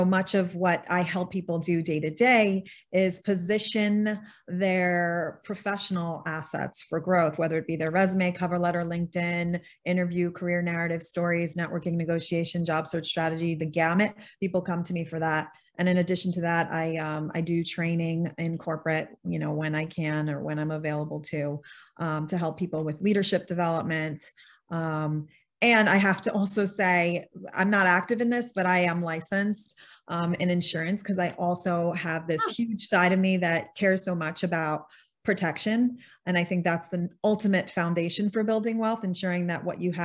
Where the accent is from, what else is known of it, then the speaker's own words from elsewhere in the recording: New York City, New York, United States; also born or lived in Silicon Valley; I was born and raised in Queens, New York